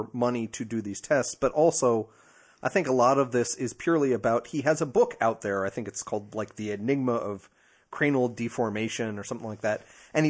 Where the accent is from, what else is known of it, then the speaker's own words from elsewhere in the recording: New Jersey, United States; I'm from Jersey. Deal with it.